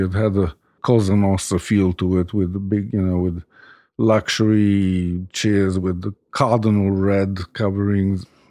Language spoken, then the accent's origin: English; Rome, Lazio, Italy; moved away as an adult; also born or lived in New York; I've always been a Roman. I grew up in Rome